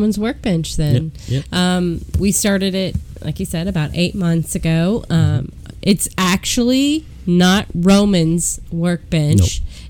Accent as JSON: {"language": "English", "town": "Statesville", "region": "North Carolina", "country": "United States", "said": "We're from Statesville, North Carolina."}